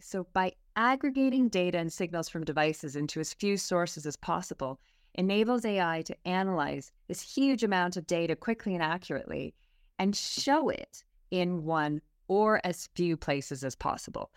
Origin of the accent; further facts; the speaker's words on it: Canada; accent: Canadian; moved away as an adult; now in United Kingdom; I have a Canadian accent, so I grew up in Canada, moved to the U K twelve years ago